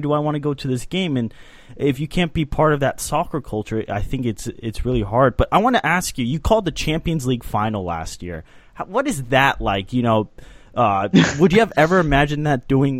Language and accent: English; Dallas, Texas, United States; growing up in Dallas and watching FC Dallas